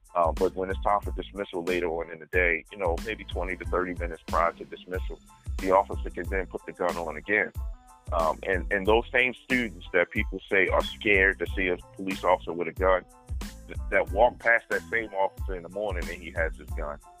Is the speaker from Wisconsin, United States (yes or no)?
no; Baltimore, Maryland, United States; we, as Baltimore City residents and born and raised in the Baltimore City public school system